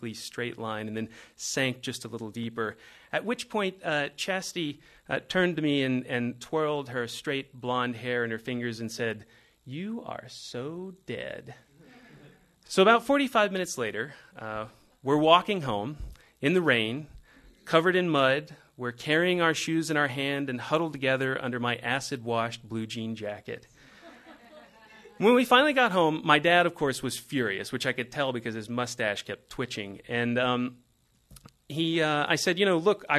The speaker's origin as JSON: {"language": "English", "area": "just outside of Dallas", "region": "Texas", "country": "United States", "tie": "born or raised there", "said": "we grew up in the Bible Belt, just outside of Dallas, Texas"}